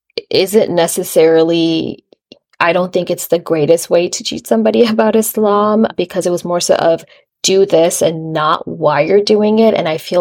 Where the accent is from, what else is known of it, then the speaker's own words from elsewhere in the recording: United States; I grew up in the American culture.